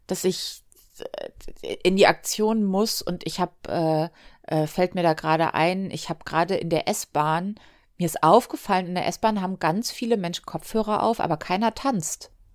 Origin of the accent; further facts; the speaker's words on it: Hamburg, Germany; ich bin am Hamburger Hauptbahnhof groß geworden